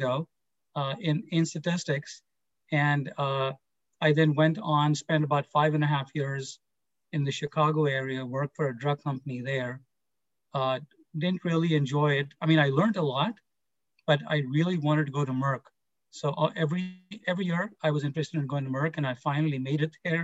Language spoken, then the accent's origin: English; India; moved away; I grew up in India